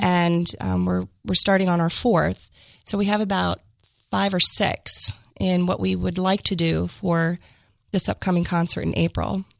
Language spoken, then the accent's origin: English; Delaware, United States; also born or lived in New Castle County, Delaware / Sussex County, Delaware / Kent County, Delaware; I am a born and raised Delawarean.